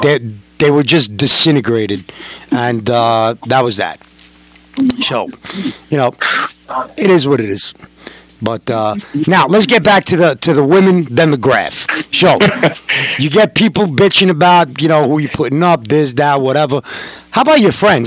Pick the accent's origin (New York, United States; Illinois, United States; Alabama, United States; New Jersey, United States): New York, United States; I'm a New Yorker.